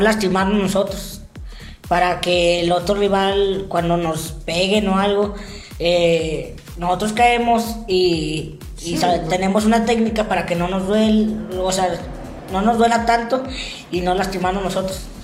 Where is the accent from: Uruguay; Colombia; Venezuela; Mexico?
Mexico; Saltillo, Coahuila; yo sí nací aquí en Saltillo.